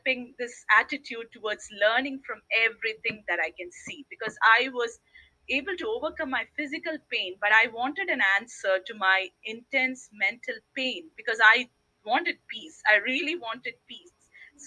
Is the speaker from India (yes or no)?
yes; India; I was born in India